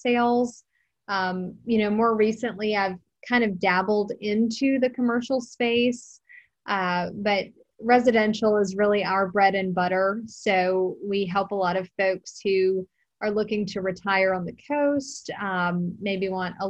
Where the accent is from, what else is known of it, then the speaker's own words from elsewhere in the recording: South Carolina, United States; also born or lived in Wilmington, North Carolina / Jamaica; I started in Charleston, South Carolina, because I'm from South Carolina.